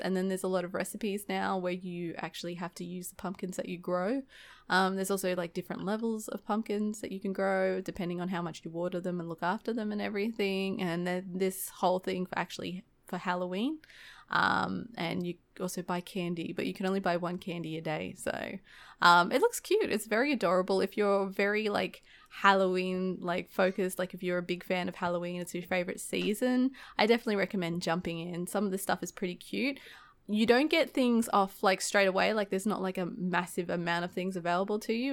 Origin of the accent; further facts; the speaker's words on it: Australia; accent: fast-paced Australian; I'm actually really self-conscious about my, um, my accent. Um, especially when I have to order things and I always try to, like, articulate my words and try to slow down my fast-paced Australian talking.